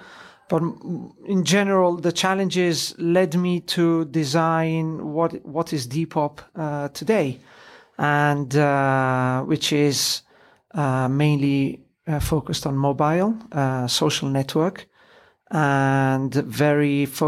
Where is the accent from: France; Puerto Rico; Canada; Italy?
Italy; Disclosure, I am Italian, although I have an English name. I was born and raised in Italy. British dad, Italian mum. So if you hear a strange accent, that's the reason.